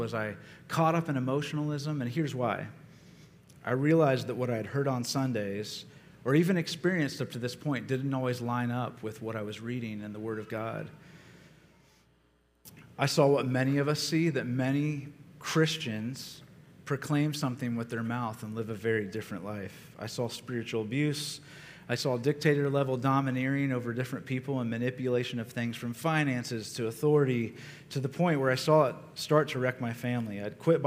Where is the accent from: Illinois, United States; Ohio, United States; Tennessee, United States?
Ohio, United States; I grew up in Ohio, and some of my earliest memories were of my mother taking me to church